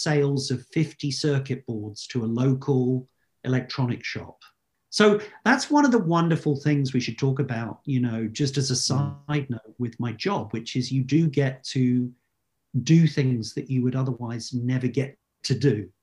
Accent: United Kingdom; as a Brit

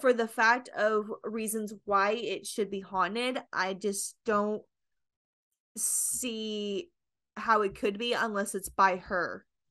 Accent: Kentucky, United States; I'm from Kentucky

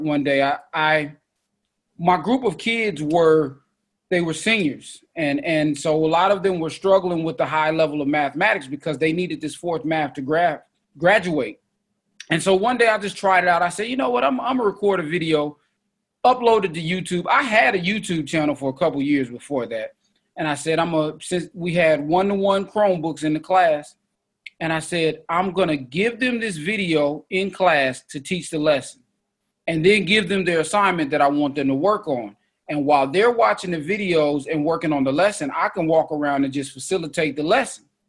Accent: Oakland, California, United States; I'm from East Oakland

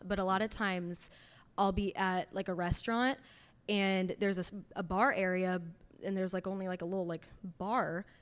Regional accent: Fishers, Indiana, United States; I'm a singer-songwriter from Fishers, Indiana

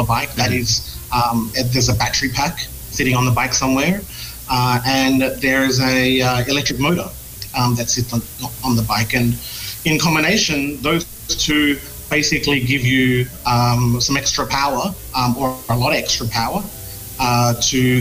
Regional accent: Australia; moved away as an adult; now in Philippines; I'm from Australia

